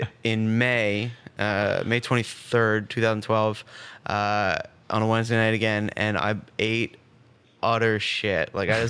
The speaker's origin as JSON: {"language": "English", "town": "Bracebridge", "region": "Ontario", "country": "Canada", "tie": "born or raised there", "also_born_or_lived": "Scarborough, Toronto", "moved": "as an adult", "lives_now": "Ottawa, Canada", "said": "I grew up until I was like 4 in Scarborough, and then we moved to Bracebridge, Muskoka. And then I was there until I was 18, and then I came to Ottawa for Carleton, and then I've been stuck here ever"}